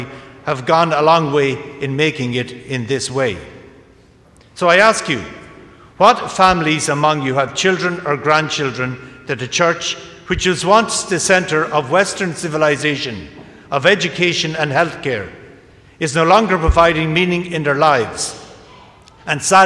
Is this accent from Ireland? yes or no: yes; County Kildare, Leinster, Ireland; I was ordained in my hometown in County Kildare.